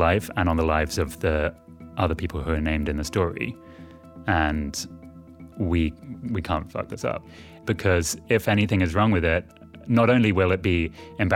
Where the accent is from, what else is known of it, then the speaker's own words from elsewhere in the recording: near Oxford, South East England, United Kingdom; moved away as an adult; also born or lived in London; I was born in London. I grew up near Oxford.